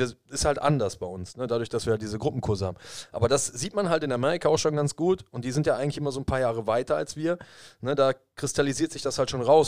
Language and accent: German; Germany; bei uns in Deutschland